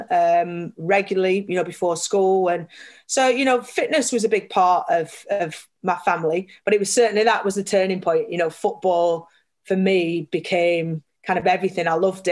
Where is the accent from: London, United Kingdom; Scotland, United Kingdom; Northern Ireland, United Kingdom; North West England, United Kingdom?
North West England, United Kingdom; Burnley; I grew up in Burnley.